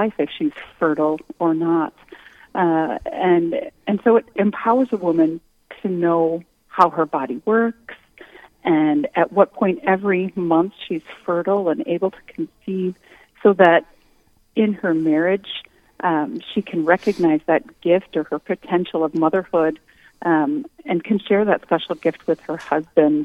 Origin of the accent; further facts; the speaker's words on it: Winona, Minnesota, United States; now in New Ulm, United States; I grew up in Winona.